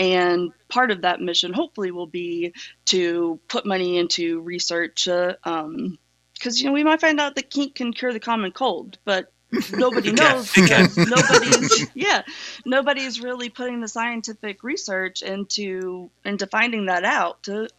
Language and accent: English; the South, United States; So, my background, you know, I'm from the South, and I was raised Southern Baptist.